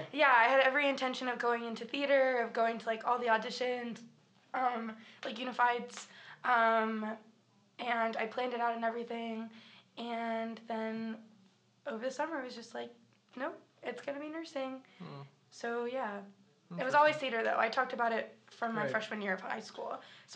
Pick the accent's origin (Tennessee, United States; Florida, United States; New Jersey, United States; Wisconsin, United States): Tennessee, United States; Hermitage; born there; So I was born right outside of Nashville. Technically, it was Hermitage, Tennessee, on February 16th, 2000 at 11:57 a.m.